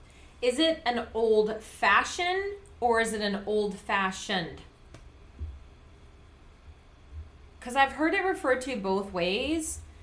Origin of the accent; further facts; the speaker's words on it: United Kingdom; also born or lived in Scotland; now in United States; I'm a U.S. citizen, but I'm still a British citizen.